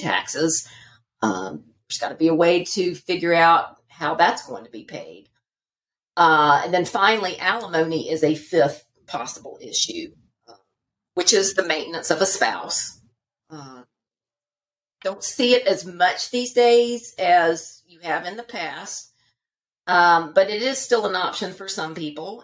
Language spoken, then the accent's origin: English; Charlotte, North Carolina, United States; moved away as an adult; also born or lived in Alabama; now in Georgia, United States; born and bred in um, Charlotte, North Carolina